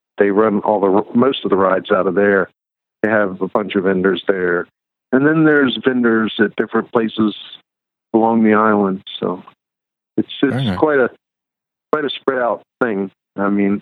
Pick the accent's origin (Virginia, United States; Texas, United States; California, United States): Virginia, United States; Southern; moved away as an adult; now in Pennsylvania, United States; I'm a transplant from Southern Virginia originally